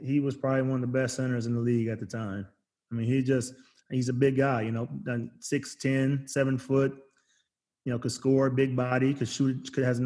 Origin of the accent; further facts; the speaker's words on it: Arizona, United States; I'm from Arizona